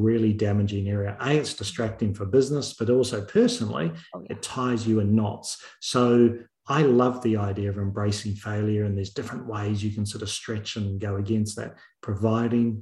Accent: New Zealand; moved away; also born or lived in United Kingdom / Australia / Chicago / Netherlands; I'm from New Zealand. And New Zealand, we're not renowned for too many things, but our major thing is our rugby

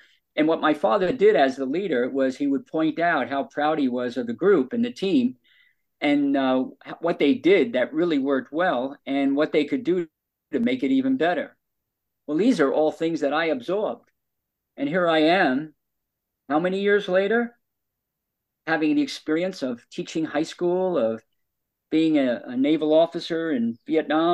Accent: New York, United States; we're both from New York

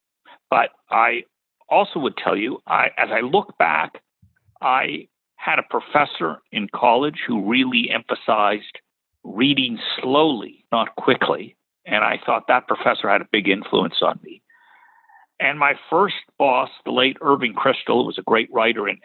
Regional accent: Toronto, Ontario, Canada; moved away as an adult; also born or lived in New York / Boston / Washington, D.C. / Tennessee; now in North Carolina, United States; I grew up in Toronto, went to the University of Toronto

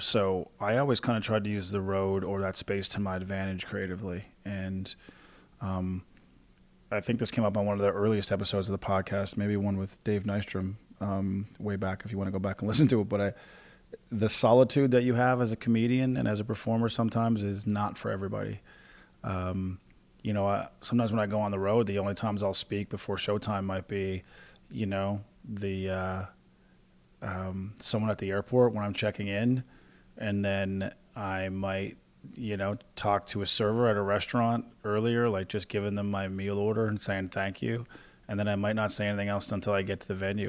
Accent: Newfoundland and Labrador, Canada; moved away as an adult; also born or lived in Halifax; I moved away from Newfoundland to go find a stand-up career. So I kinda had to leave home from the beginning.

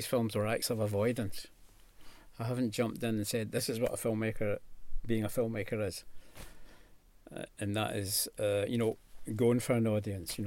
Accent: Scotland, United Kingdom; as a Scotsman

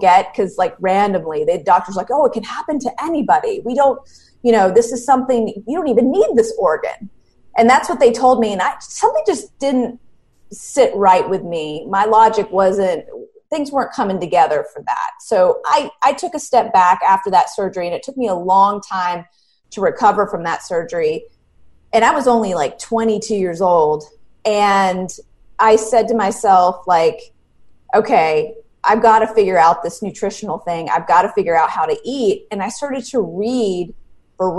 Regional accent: Charlotte, North Carolina, United States; I grew up in Charlotte, North Carolina, still live here

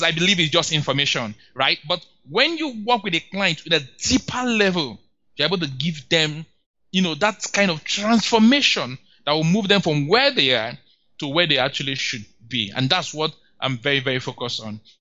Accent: Nigeria; As a Nigerian

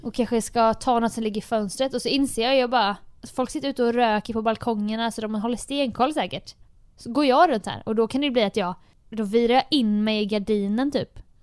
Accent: Jönköping, Jönköping County, Sweden; moved away; hemma i Jönköping

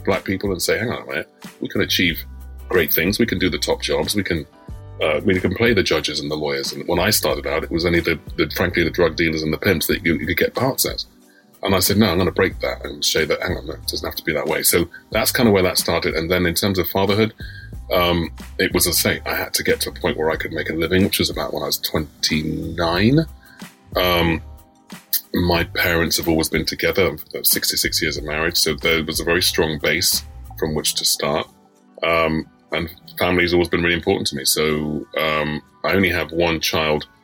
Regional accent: London, United Kingdom; I live a stone's throw from where I was born

